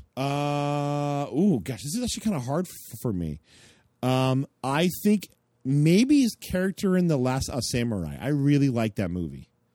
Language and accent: English; United States; we, as American Christians